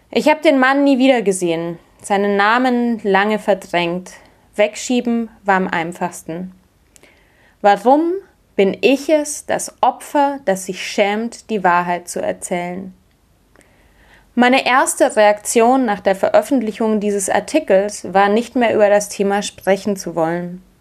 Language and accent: German; Munich, Bavaria, Germany; Ich bin in München aufgewachsen